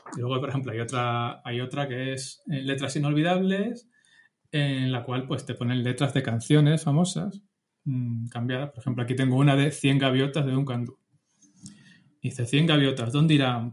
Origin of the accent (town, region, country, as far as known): Spain